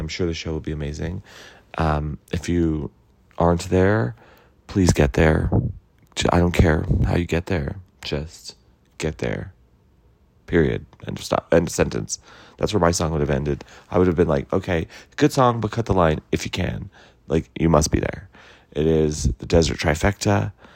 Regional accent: New Mexico, United States; moved away; my home state, Albuquerque

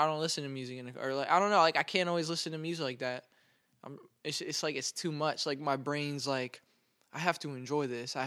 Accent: Raleigh, North Carolina, United States; I'm from here.

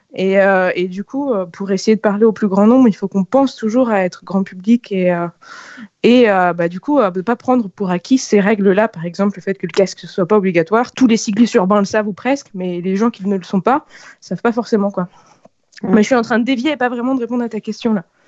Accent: Paris, Île-de-France, France; je suis née à Paris, euh, j'avais un sens de l'orientation parisien un peu pourri jusqu'à mes dix-huit ans

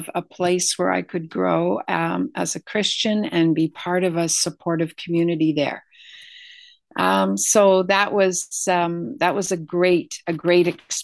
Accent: Brockville, Ontario, Canada; also born or lived in New York State; I was born here in Brockville. I grew up on a farm just near Addison.

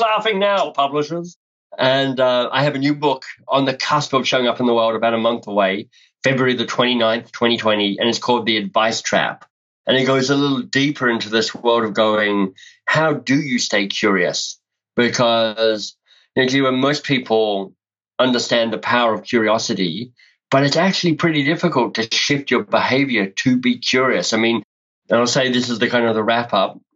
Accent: Canberra, Australian Capital Territory, Australia; moved away as an adult; also born or lived in Melbourne, Australia; now in Canada; So I grew up in Australia, grew up in Canberra, went to high school in Canberra

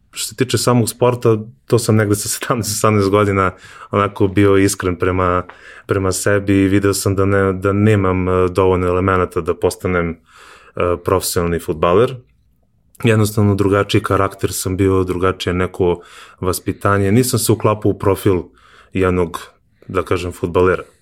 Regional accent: Kovin, Vojvodina, Serbia; pošto je moj otac vlasnik fotografske radnje u Kovinu, ja sam iz Kovina

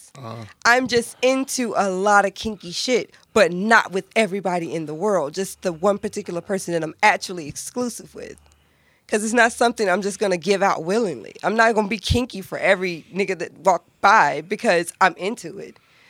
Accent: North Carolina, United States; moved away; I'm from North Carolina, born and raised.

